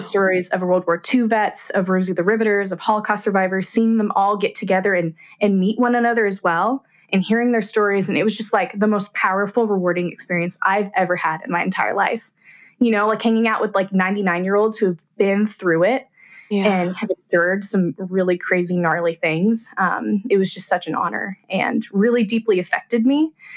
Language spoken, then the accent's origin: English; Abilene, Kansas, United States; I'm from Abilene, Kansas